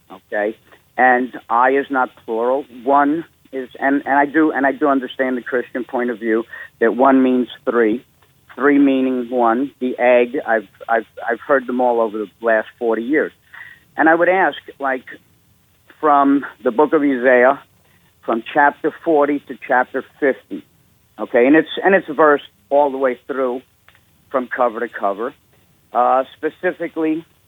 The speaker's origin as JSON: {"language": "English", "town": "New York City", "region": "New York", "country": "United States", "tie": "born or raised there", "moved": "as an adult", "lives_now": "Huntersville, North Carolina, United States", "said": "I'm a Jew from New York, born in New York City in 58."}